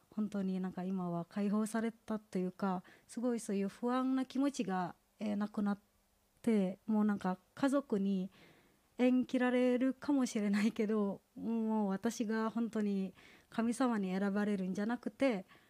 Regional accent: Indonesia; Japanese is a second language; moved away as an adult; now in Japan; インドネシアから来た

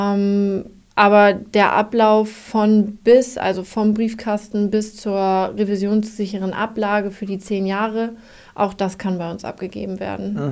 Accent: Germany; ich komme aus Jemstedt

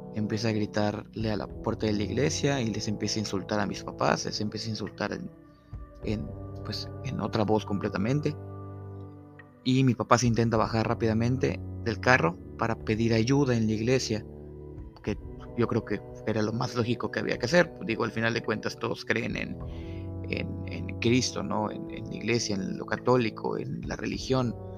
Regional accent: Mexico; todos hemos estado expuestos como mexicanos a ciertas creencias y tradiciones

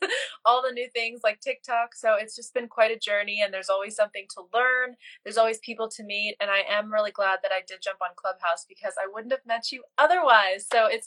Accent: Bosnia & Herzegovina; now in United States; I'm originally from Bosnia, came here to the US as a refugee back in the early 90s

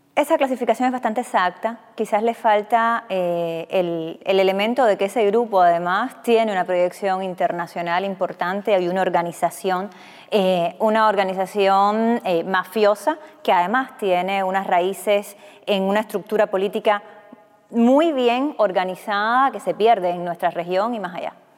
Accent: Cuba

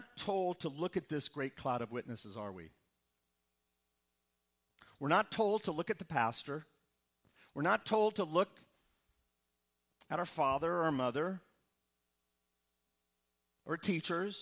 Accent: Midwest, United States; Growing up in the Midwest

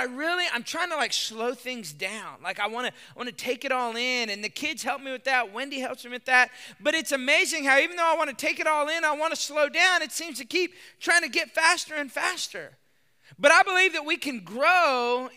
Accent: Texas, United States; I'm from Texas

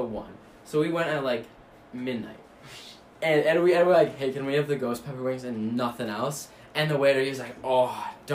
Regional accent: Rochester, New York, United States; I'm from Rochester

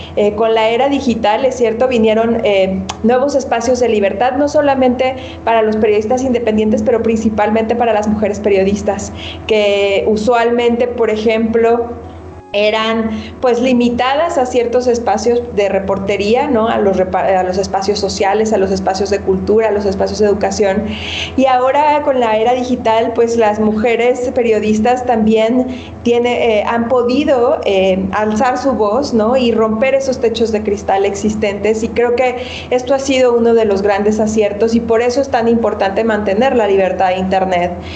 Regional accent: Mexico; nosotros como ciudadanos mexicanos

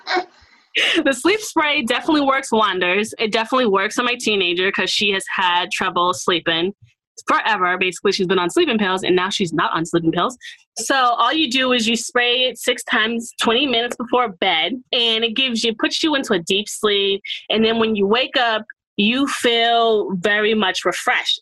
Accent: Boston, Massachusetts, United States; now in Marlborough, United States; I am from Boston, Massachusetts. I was born in Boston, Massachusetts, but I live in Marlboro, Mass.

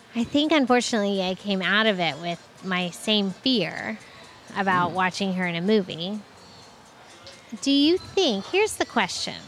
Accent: Tampa, Florida, United States; growing up in Tampa

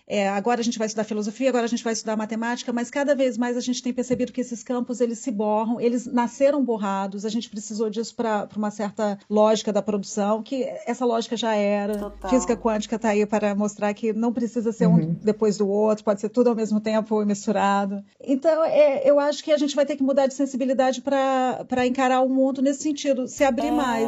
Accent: Brazil; accent: super brasileiro; meu sotaque é super brasileiro e não dá para eu amenizar nada. Então a minha identidade de brasileira, eu não posso disfarçar

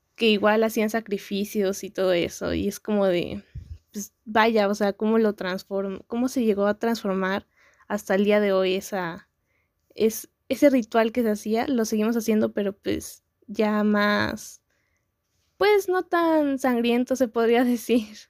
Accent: Mexico; also born or lived in San Andrés Cholula, Puebla; yo soy mexicana

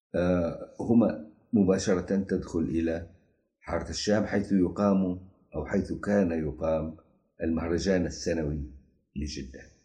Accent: Jeddah, Makkah Province, Saudi Arabia; also born or lived in Mecca; نحن أبناء الرويس

